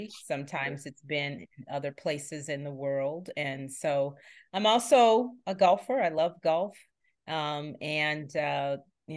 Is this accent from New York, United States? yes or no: no; Charlotte, North Carolina, United States; born or raised there